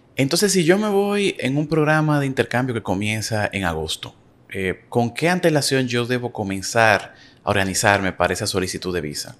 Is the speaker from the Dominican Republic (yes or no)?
yes; Dominican Republic; yo como dominicano, tengo que buscar una visa para irme en un programa a Europa